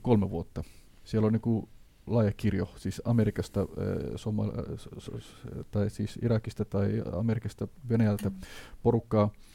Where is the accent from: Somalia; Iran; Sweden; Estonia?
Somalia; Finnish is a second language; now in Finland